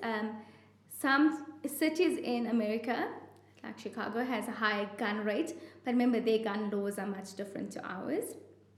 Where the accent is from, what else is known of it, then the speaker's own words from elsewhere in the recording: South Africa; as South African trauma surgeons